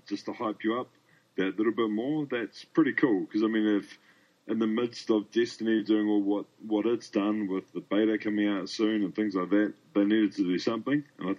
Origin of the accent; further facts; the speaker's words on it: New Zealand; now in Australia; As I'm from New Zealand and currently living in Australia.